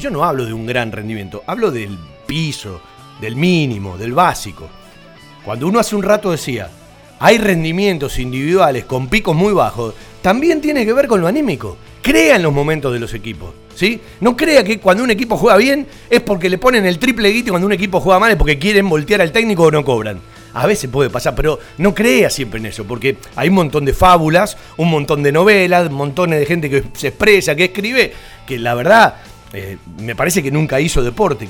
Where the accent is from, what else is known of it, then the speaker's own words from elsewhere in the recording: Banfield, Buenos Aires Province, Argentina; Yo nací en Banfield